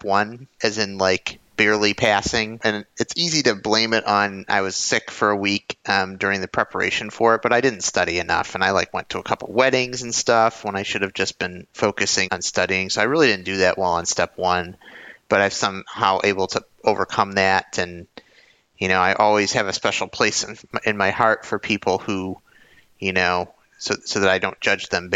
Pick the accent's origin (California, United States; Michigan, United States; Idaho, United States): Michigan, United States; Detroit; I'm again from Detroit